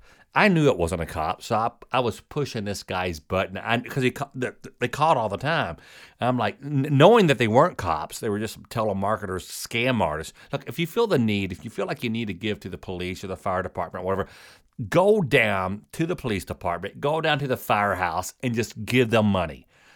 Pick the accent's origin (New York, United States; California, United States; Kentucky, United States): Kentucky, United States; I'm from Kentucky.